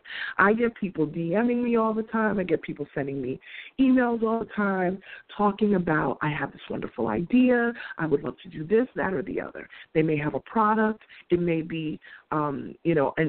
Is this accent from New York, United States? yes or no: yes; New York City, New York, United States; being a New Yorker